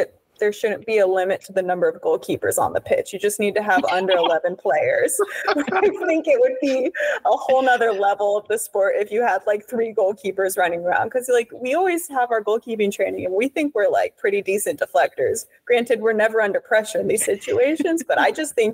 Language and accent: English; Houston, Texas, United States; I'm from Houston, Texas.